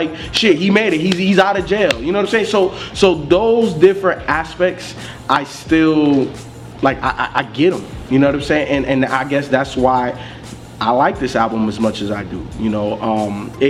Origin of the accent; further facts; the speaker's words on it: Chicago, Illinois, United States; moved away; I'm from Chicago